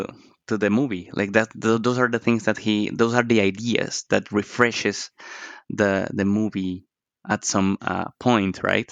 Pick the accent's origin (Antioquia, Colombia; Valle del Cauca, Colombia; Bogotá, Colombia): Bogotá, Colombia; You're Bogota.